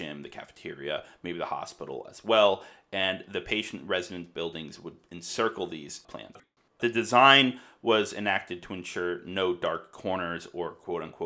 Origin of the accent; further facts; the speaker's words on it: Newtown, Connecticut, United States; I grew up in Newtown